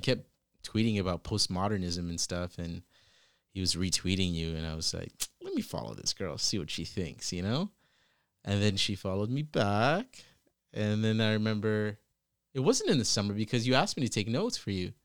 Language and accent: English; Virginia, United States; also born or lived in British Columbia, Canada; now in Toronto, Canada; I had just relocated to Toronto from B C. by way of Virginia, where I actually grew up.